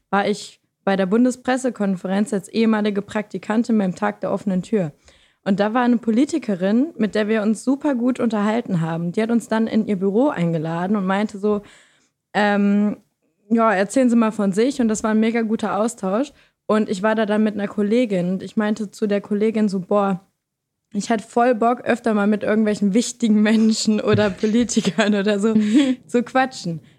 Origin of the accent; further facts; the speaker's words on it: Lower Saxony, Germany; Und ich komme aus Niedersachsen, das vielleicht noch am Rande.